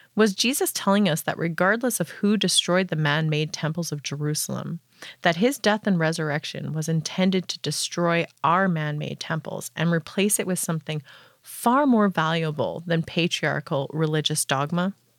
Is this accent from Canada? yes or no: yes; Canada; I'm from Paneemutang First Nation in Treaty Two territory